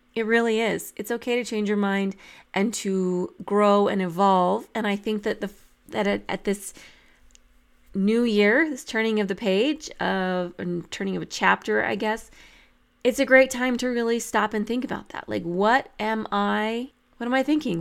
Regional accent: New Mexico, United States; I grew up in New Mexico

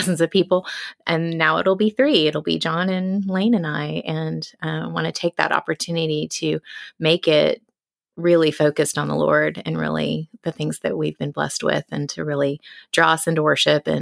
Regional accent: Austin, Texas, United States; moved away as an adult; also born or lived in Germany; now in London, United Kingdom; Growing up in Texas my whole life

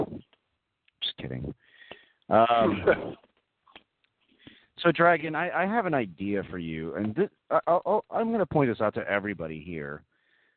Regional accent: Texas, United States; I grew up in Texas

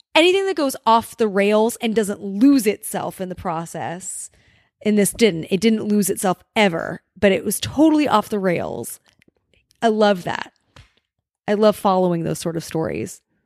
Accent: Los Angeles, California, United States; having grown up, grown up in Los Angeles or in the suburbs of L A, we are somewhat segregated out here

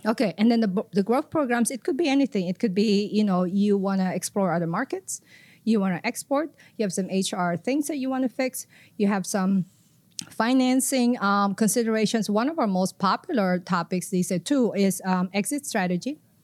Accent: Philippines; moved away as an adult; also born or lived in Tokyo, Japan / Southwest Florida, United States; now in Florida, United States; I am from the Philippines originally. Came to the U S through Tokyo, Japan.

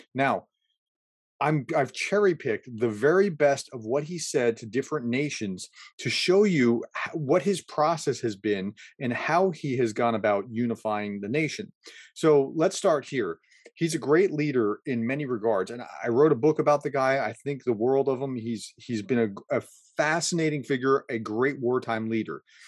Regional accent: United States; as an American

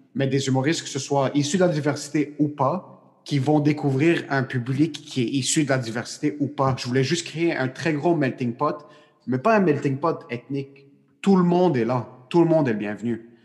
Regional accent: Quebec, Canada; je suis Québécois

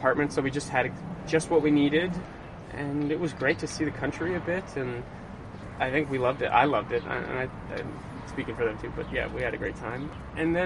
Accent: London, Ontario, Canada; also born or lived in Montreal / Ottawa; now in Toronto, Canada; I grew up singing in the Mobley Boys Choir in London, Ontario.

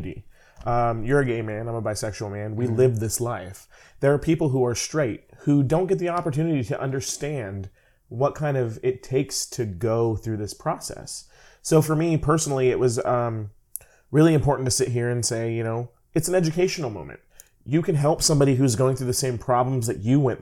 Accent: California, United States; now in St. Louis, United States; I'm originally from California

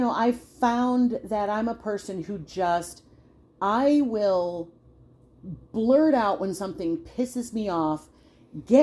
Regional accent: New York, United States; I'm a New Yorker, and we are not raised to necessarily see the bright side of things

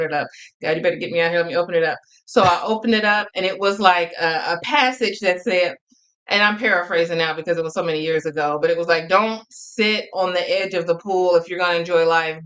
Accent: Oakland, California, United States; moved away as an adult; now in Fresno County, United States; I am from Oakland. Born and raised in Oakland.

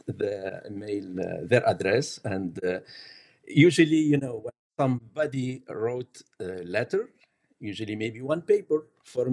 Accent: Tunisia; English is a second language; now in Canada; I came from North Africa, from Tunisia, as a Muslim

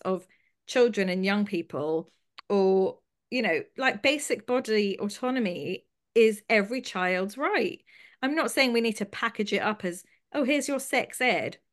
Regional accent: London, United Kingdom; I grew up in London

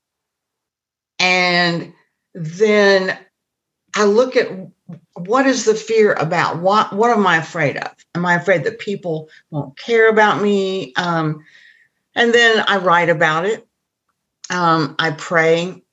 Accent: Indiana, United States; I grew up in Indiana in the Midwest

